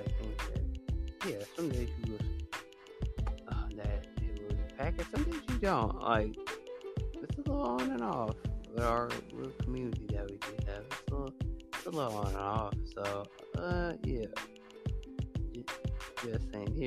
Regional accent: the South, United States; I'm from the South.

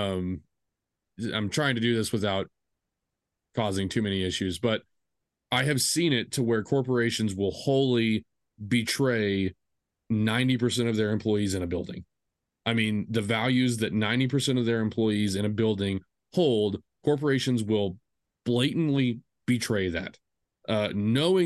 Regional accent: Texas, United States; I am from Texas

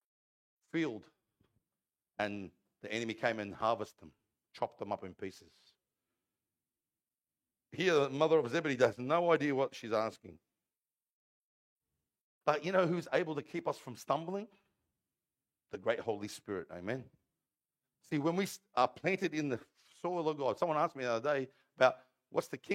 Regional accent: Parramatta, New South Wales, Australia; I'm an Aussie, born and bred here in Parramatta Hospital. I was born in the old Parramatta Hospital.

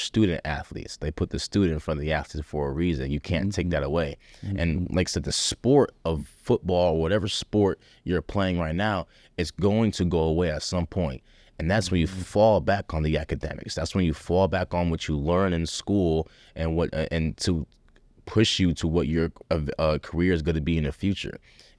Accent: Liberia; And I want my children to understand how blessed they are, because me growing up in Liberia, I didn't have that. I didn't have the luxury of that.

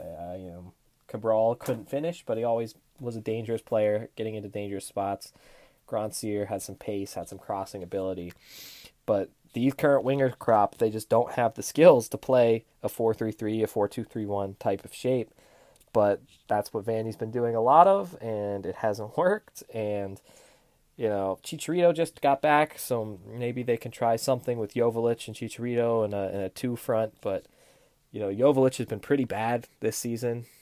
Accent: Florida, United States; my home state

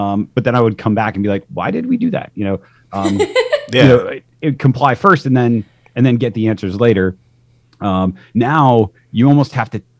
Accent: Midwest, United States; moved away; I grew up in the Midwest

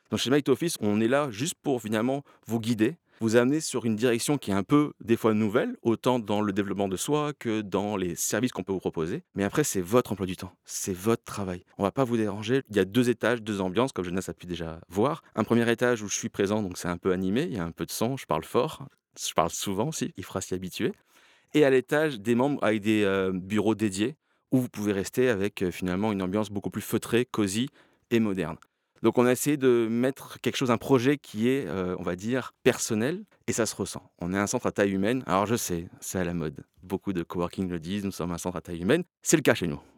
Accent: Toulon, Provence-Alpes-Côte d'Azur, France; also born or lived in Canada; je suis quand même français. J'ai vécu 10 ans au Canada, mais je suis français. On en a parlé, c'est pour ça que je te fais le clin d'œil. J'ai coupé mon accent, ok, venant de Toulon.

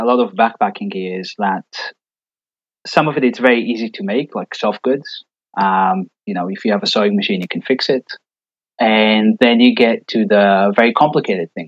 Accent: Israel; moved away; I grew up in Israel, born and raised.

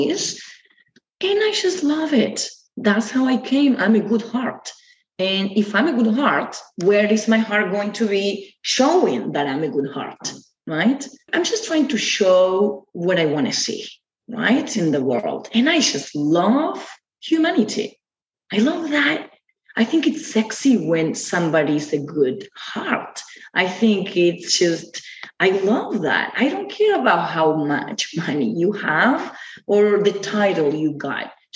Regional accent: Argentina; Yes, I'm from Argentina. We are all from Argentina.

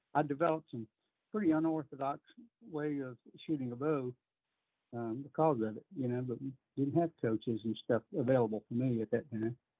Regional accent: Texas, United States; growing up in Texas

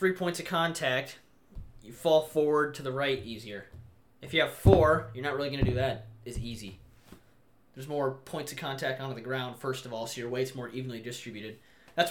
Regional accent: Cedar Falls, Iowa, United States; also born or lived in Janesville, Iowa; I moved from Cedar Falls, which is a big city school.

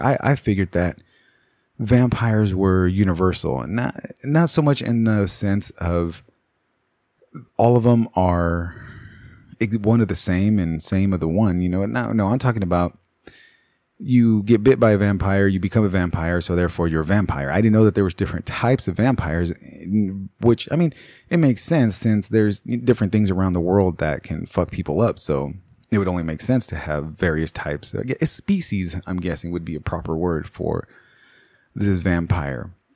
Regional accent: United States; me being an American

